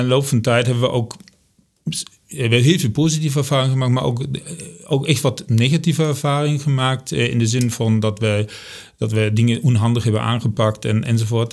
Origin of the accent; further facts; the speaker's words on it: Germany; accent: German; Dutch is a second language; moved away as an adult; now in Amersfoort, Netherlands; ik kom uit Duitsland. Ik ben in 1997 zijn met, ben ik met ons hele gezin ben ik hier naar Nederland verhuisd voor mijn werk